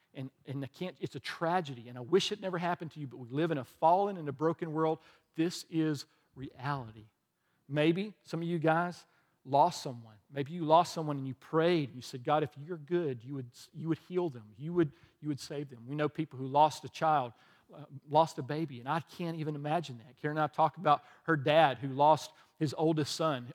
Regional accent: the South, United States; also born or lived in the North (birthplace); But I grew up in the South

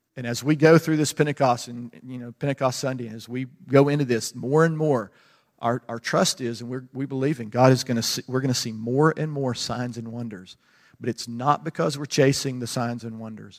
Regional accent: United States; I'm American

